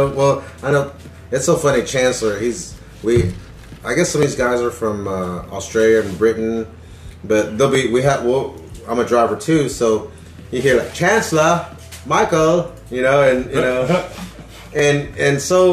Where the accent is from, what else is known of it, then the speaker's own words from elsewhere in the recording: India; I'm like, well, I'm Indian, I could, you know.